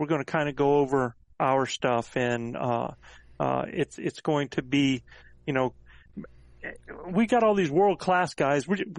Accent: North Carolina, United States; we're from the same area, man. We're both North Carolina boys

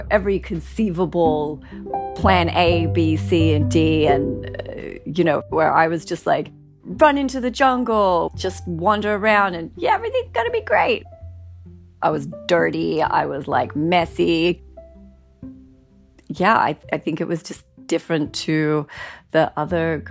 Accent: Australia; moved away as an adult; now in North Carolina, United States; growing up in Australia

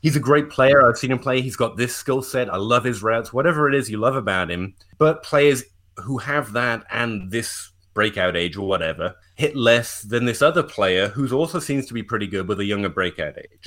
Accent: England, United Kingdom; I'm English

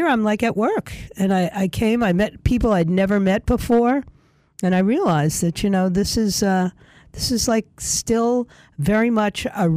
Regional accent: New York City, New York, United States; moved away; my hometown of New York City

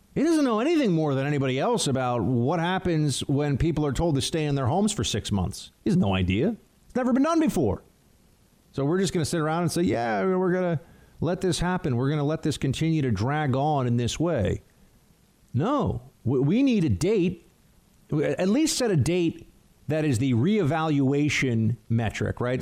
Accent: New York City, New York, United States; I'm in New York. New York is different. It's a very unique place that, in many ways, is absolutely fantastic, and I love it, and this is my hometown

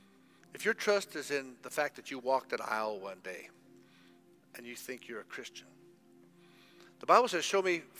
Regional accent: United States; now in Zimbabwe; I grew up in America

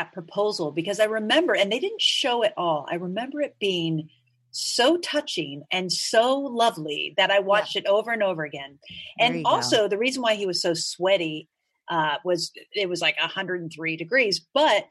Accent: Ohio, United States; I'm from Ohio

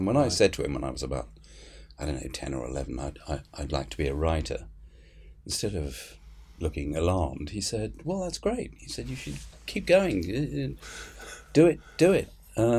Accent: England, United Kingdom; also born or lived in Egypt; I was beaten up in Egypt for being British. It was quite a good political education, one side and the other. You know, when I got back to England and realised that you had to be careful what you said at that particular time.

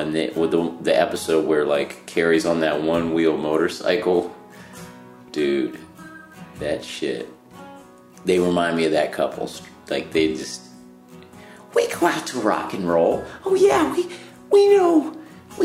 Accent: Cincinnati, Ohio, United States; accent: Cincinnati; I'm from Cincinnati

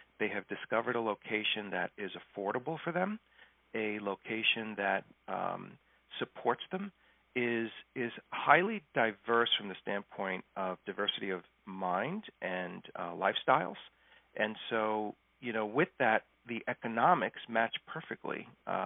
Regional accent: New York, United States; moved away as an adult; now in St. Petersburg, United States; I'm from New York

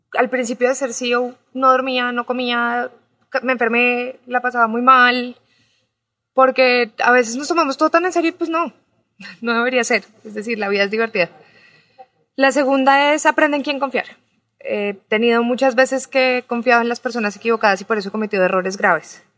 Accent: Colombia; moved away as an adult; now in Mexico; yo soy una colombiana abogada que se vino a abrir su startup en México

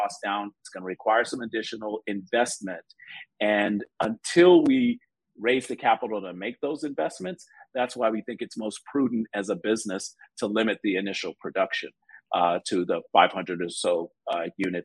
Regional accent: Chicago, Illinois, United States; growing up in Chicago

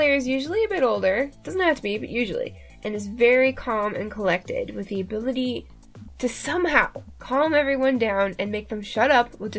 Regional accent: Canada; I am Canadian after all.

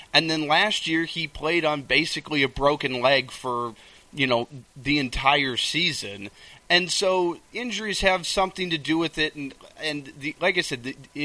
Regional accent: Minnesota, United States; I grew up in Minnesota as a Packer fan

